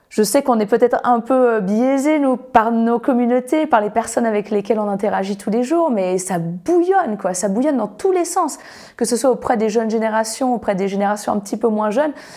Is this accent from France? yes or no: yes; France; now in Annecy, France; chez nous en France